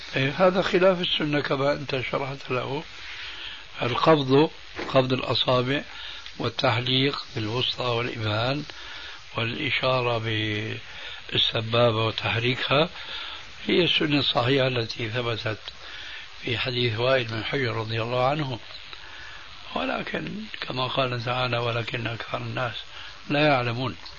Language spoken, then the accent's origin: Arabic; Syria; عندنا في سوريا